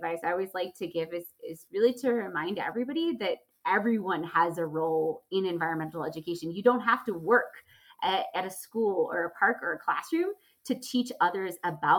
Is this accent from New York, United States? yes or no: no; Charlotte, North Carolina, United States; I grew up just outside of Charlotte, North Carolina, and really had a strong outdoor childhood.